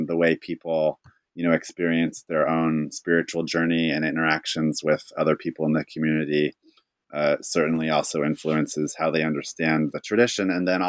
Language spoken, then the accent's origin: English; California, United States; I'm from Northern California, so I kind of just embrace this in a certain regard about where I come from.